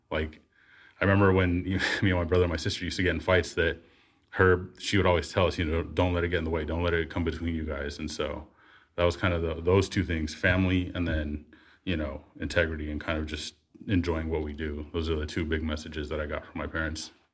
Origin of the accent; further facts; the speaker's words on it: Bay Area, California, United States; living in the Bay Area, growing up in the Bay Area